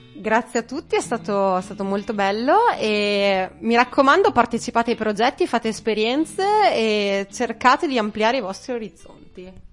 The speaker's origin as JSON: {"language": "Italian", "town": "Feltre", "region": "Veneto", "country": "Italy", "said": "ho 28 anni, vengo da Feltre"}